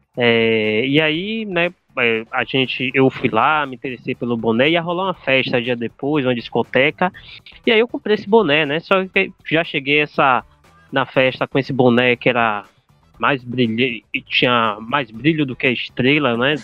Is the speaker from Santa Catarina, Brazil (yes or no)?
no; Salvador, Bahia, Brazil; Sou da, de Salvador, Bahia